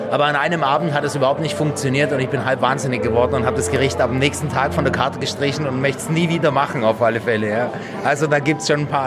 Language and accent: German; Bavaria, Germany; Ich bin ja auch Schwabe, also bayerischer Schwabe.